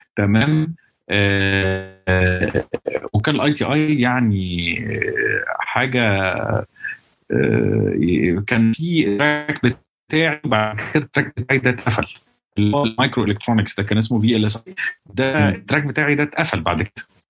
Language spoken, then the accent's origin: Arabic; Alexandria, Alexandria Governorate, Egypt; moved away as an adult; also born or lived in United States; انا بقول طلعت مش طلعت لان انا اسكندراني